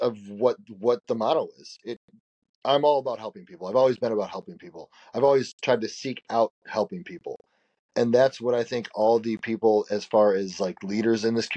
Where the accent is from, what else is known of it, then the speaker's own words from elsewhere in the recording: close to Chicago, Illinois, United States; I grew up close to Chicago